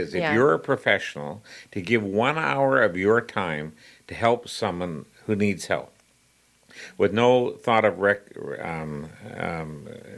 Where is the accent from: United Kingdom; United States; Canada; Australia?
Canada; Vancouver, British Columbia; moved away as an adult; also born or lived in Yukon; now in Nova Scotia, Canada; I grew up in Vancouver